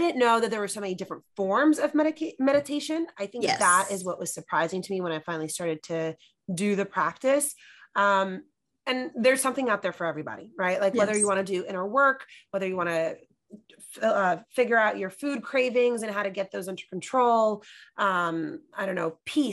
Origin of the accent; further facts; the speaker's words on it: New York City, New York, United States; I'm from New York City